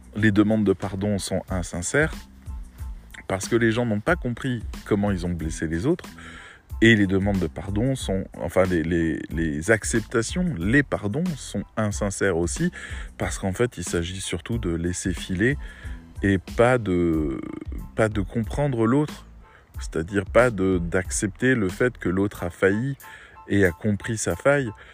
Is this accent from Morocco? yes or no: no; Metz, Grand Est, France; moved away as an adult; also born or lived in Rennes; je venais de Metz où, où tout était un peu plan-plan